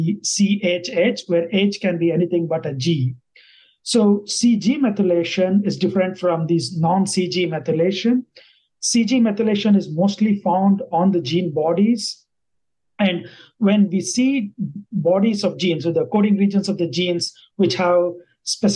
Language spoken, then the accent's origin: English; India; first language Kannada; English is a second language; moved away as an adult; also born or lived in Bangalore, India / Lincoln, Nebraska, United States; now in New York City, United States; I am originally from India